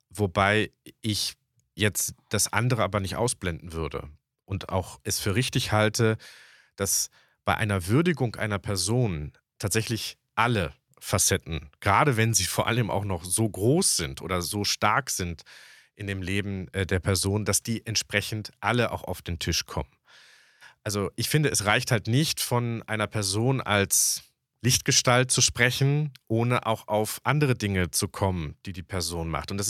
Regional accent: West Germany, Germany; weil ich bin ja tatsächlich äh, in Westdeutschland aufgewachsen, aber meine Familie war in Ostdeutschland.

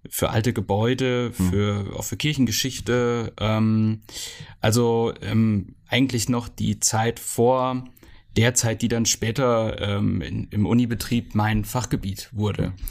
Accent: Rasdorf, Hesse, Germany; wenn man in Rasdorf groß wird, dann wird man ähm, mit, ähm, mit Geschichte groß.

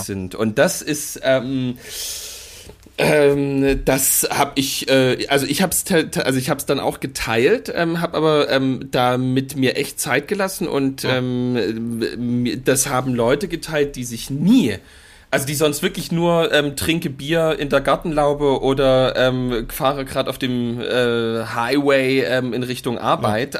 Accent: Mittweida, Saxony, Germany; ich bin aus Mitweider

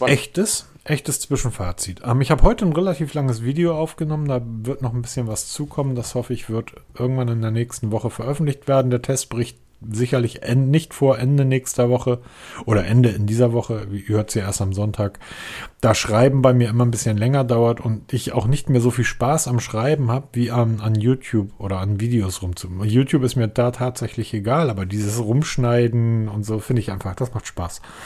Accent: Northern Germany, Germany; als Norddeutscher

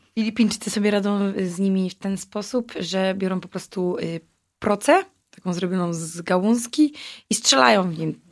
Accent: Wrocław, Lower Silesian Voivodeship, Poland; Ja wysyłałam z Wrocławia, jako że jestem z tego miasta

